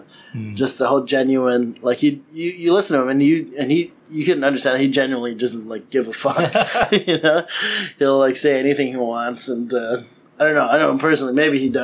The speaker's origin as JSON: {"language": "English", "town": "Chicago", "region": "Illinois", "country": "United States", "tie": "born or raised there", "said": "I grew up in Chicago"}